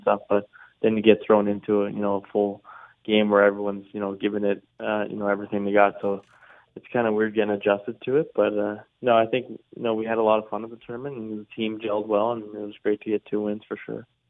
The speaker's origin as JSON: {"language": "English", "area": "near Halifax", "region": "Nova Scotia", "country": "Canada", "tie": "born or raised there", "said": "I've been back home in the valley in my hometown, uh, living there, spending lots of time with my friends and family, and then every day I've been going up to Halifax"}